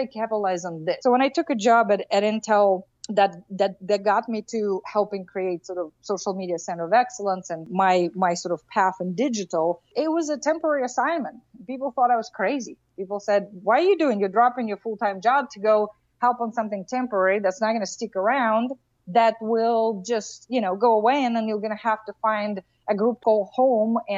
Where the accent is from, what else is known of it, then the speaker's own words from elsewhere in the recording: Russia; moved away; I grew up in Russia